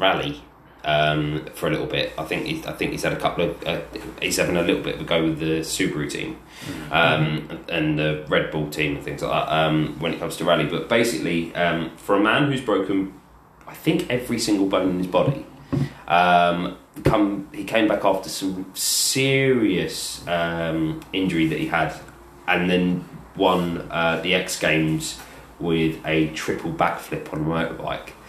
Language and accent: English; England, United Kingdom; as an Englishman